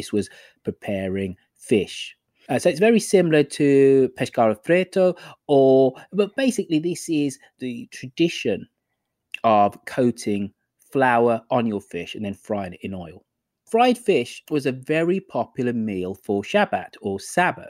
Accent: London, United Kingdom; now in California, United States

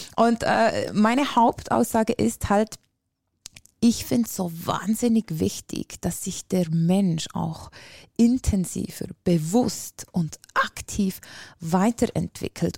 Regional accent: Switzerland; accent: Swiss; ich bin äh, aus der Schweiz, wie alle hören können wahrscheinlich

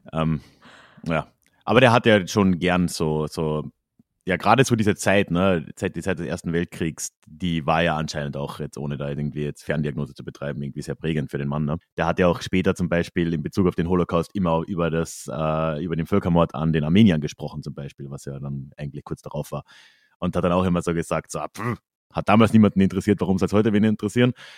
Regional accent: Carinthia, Austria; ich bin halt in Kärnten aufgewachsen

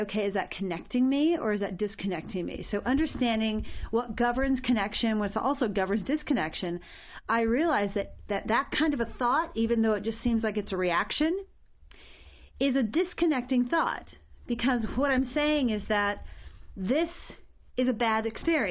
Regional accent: Arizona, United States; I was raised in Arizona

